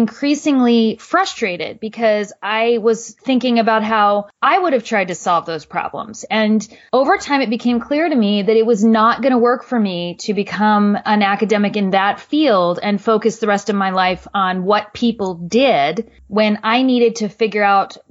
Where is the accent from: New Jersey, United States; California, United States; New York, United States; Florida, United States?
New Jersey, United States; I originally am from New Jersey